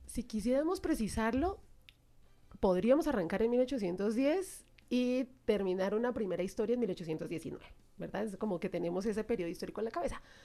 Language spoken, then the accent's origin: Spanish; Colombia; nosotros los colombianos